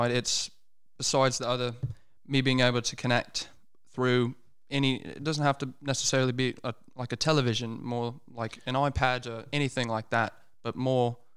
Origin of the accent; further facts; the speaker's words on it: United States; I was you know born and raised in the United States. It's I, I've hopped around many states, but it's you know going to school and just growing up around American accents, it's it, it kind of rubs off on you, you know.